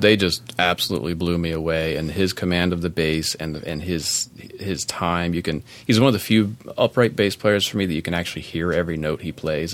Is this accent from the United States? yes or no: yes; Maryland, United States; my home state of Maryland